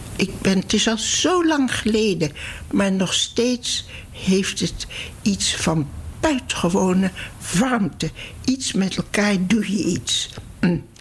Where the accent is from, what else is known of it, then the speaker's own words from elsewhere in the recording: Netherlands; moved away; also born or lived in Palestine; ik ben geen Duitse ik ben een Nederlandse